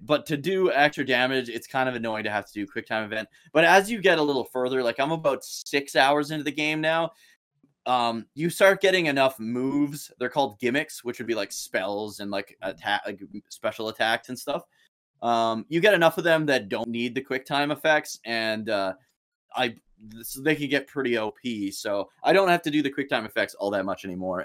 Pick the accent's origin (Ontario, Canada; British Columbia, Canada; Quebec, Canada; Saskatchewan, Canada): Saskatchewan, Canada; the city I live in right now, which is about forty-five minutes from my hometown